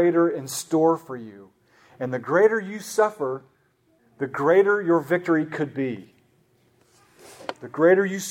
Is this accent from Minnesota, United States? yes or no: no; Oklahoma, United States; I grew up in Oklahoma